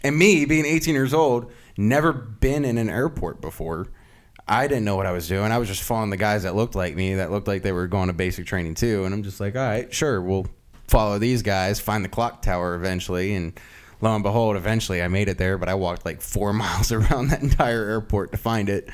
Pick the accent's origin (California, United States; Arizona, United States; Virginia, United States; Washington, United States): Virginia, United States; Loudoun County, Northern; moved away as an adult; Northern Virginia.